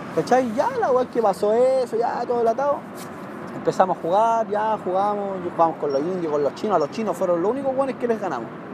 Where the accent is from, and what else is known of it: Chile